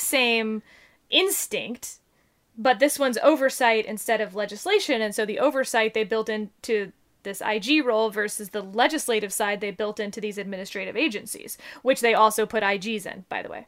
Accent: United States; we as Americans

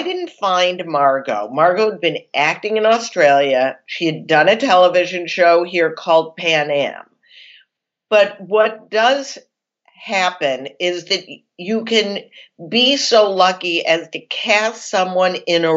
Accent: Chicago, Illinois, United States; I'm from Chicago.

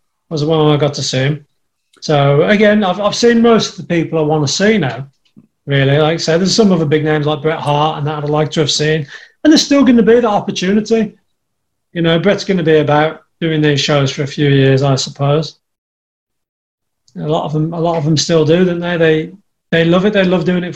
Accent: Birmingham, West Midlands, United Kingdom; accent: Black Country; the black country accent, the dialect that we've got over here

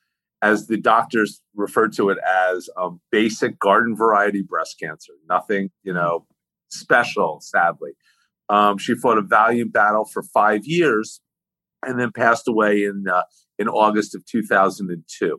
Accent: West Orange, New Jersey, United States; I grew up in Northern New Jersey, in West Orange, New Jersey

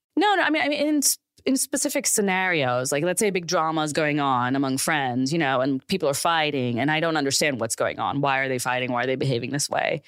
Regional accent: Pakistan; now in United States; I grew up in Pakistan

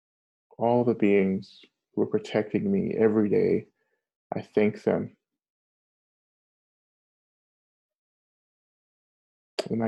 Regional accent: North Georgia, United States; So I grew up in Georgia, North Georgia

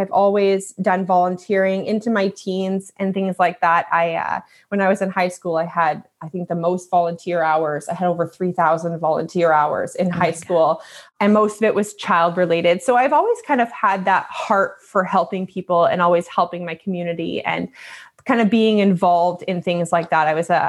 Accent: Alberta, Canada; born there; now in Ontario, Canada; So I was born out in Alberta in Canada. I live in Ontario now.

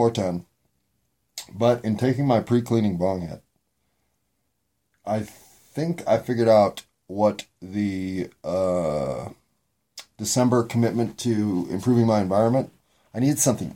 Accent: United States; As an American

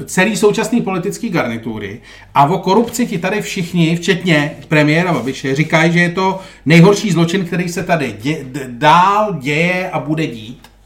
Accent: Czechia; jako Češi

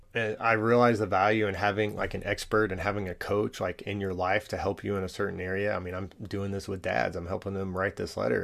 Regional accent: Allen, Texas, United States; I grew up in Allen, Texas

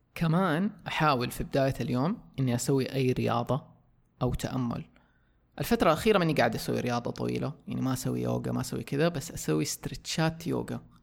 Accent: Saudi Arabia; عندنا في السعودية

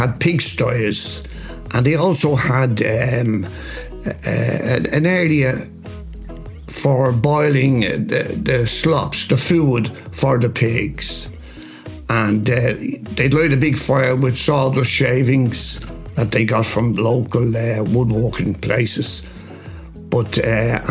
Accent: Dublin, Leinster, Ireland; I was born in Spring Garden Street, Ballybock, Dublin, in 1945. And I lived in number 46, Spring Garden Street

